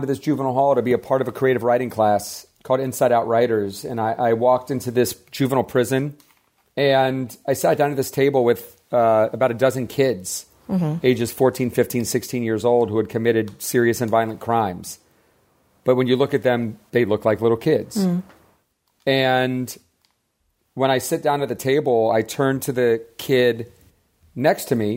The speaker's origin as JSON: {"language": "English", "town": "Atlanta", "region": "Georgia", "country": "United States", "tie": "born or raised there", "moved": "yes", "lives_now": "Los Angeles, United States", "said": "I grew up in Atlanta to parents that were always like having us be of service"}